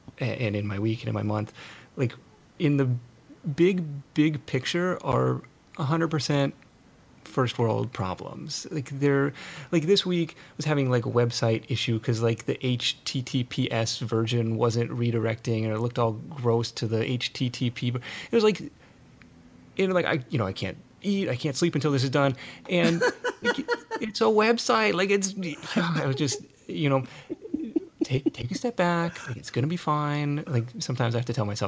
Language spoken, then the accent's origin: English; Seattle, Washington, United States; now in California, United States; we grew up in Seattle